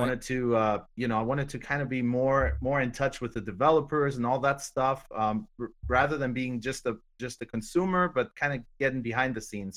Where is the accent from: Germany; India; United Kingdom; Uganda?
Germany; I'm German. I'm from Germany